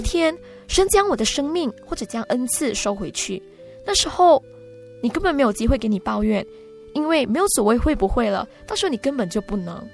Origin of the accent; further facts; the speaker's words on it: Sabah, Malaysia; 我是来自马来西亚沙巴州雅比教会的